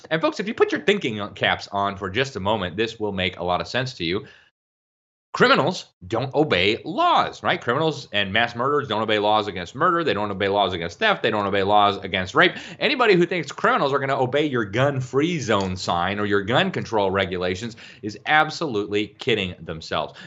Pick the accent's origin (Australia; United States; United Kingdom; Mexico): Mexico; moved away; I grew up in Mexico. I lived in Mexico longer than any other place in the world.